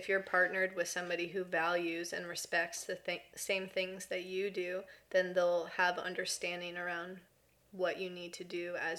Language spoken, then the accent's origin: English; Ontario, Canada; moved away as an adult; now in British Columbia, Canada; I'm from Ontario and wanted to live in BC my whole life and finally moved here in 2021.